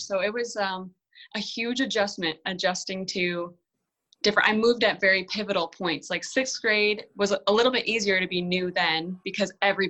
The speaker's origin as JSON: {"language": "English", "area": "Eastpointe / Anchor Bay", "region": "Michigan", "country": "United States", "tie": "born or raised there", "also_born_or_lived": "Texas", "said": "I was born in East Point. So I went to the East Detroit School District until fifth grade."}